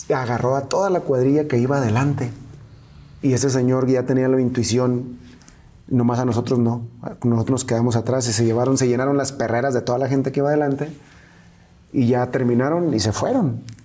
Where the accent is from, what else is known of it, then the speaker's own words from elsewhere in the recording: Angostura, Sinaloa, Mexico; moved away; Y ahí crecí, ahí, ahí nací yo.